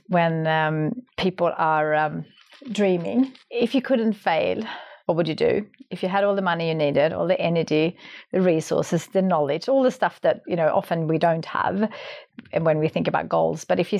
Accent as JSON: {"language": "English", "country": "Sweden", "tie": "born or raised there", "moved": "yes", "said": "I grew up in Sweden."}